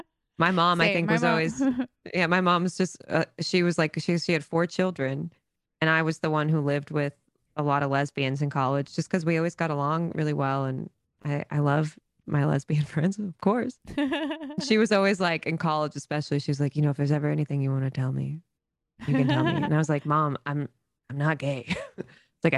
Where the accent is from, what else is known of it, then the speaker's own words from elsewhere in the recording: the South, United States; I do love, I do find I love a Southern woman on there because I'm from the South.